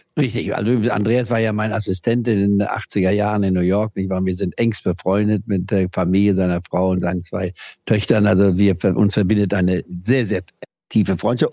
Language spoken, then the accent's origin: German; Saxony, Germany; moved away; ich also aus Deutschland, aus Sachsen